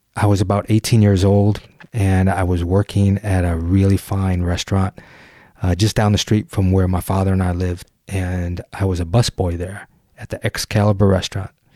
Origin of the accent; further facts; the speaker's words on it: just outside of Detroit, Michigan, United States; I grew up just outside of Detroit, about a mile from the city limits. I grew up on Nine Mile